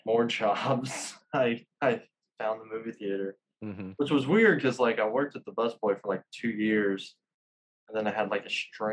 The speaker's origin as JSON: {"language": "English", "town": "Little Rock", "region": "Arkansas", "country": "United States", "tie": "born or raised there", "also_born_or_lived": "Conway", "said": "I was born and raised in Little Rock"}